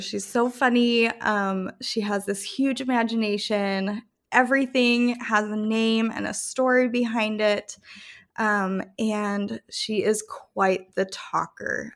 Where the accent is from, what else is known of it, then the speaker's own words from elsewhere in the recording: Calgary, Alberta, Canada; also born or lived in Rome, Italy / Idaho / Denver, Colorado / Salt Lake City, Utah; now in Memphis, United States; I was born and raised in Calgary, Canada, and then I moved to Rome, Italy